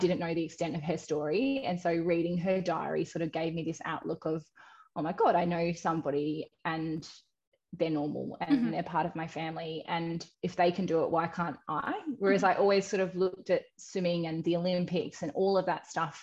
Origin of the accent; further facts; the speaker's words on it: Western Australia, Australia; moved away as an adult; also born or lived in Canberra; I was in WA. So I got to swim at my hometown